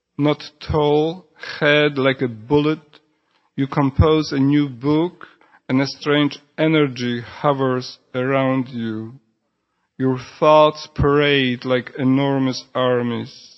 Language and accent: English; Poland; first language Polish; English is a second language; moved away; also born or lived in Houston